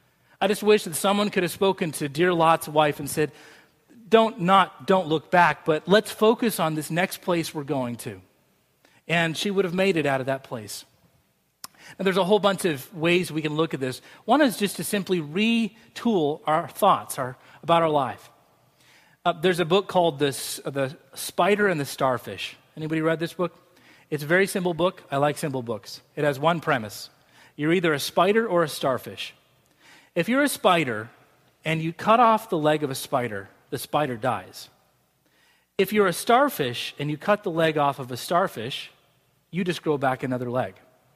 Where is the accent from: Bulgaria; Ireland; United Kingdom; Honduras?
United Kingdom; Scotland; That's just the way I'm wired. Maybe it's because I'm Scottish.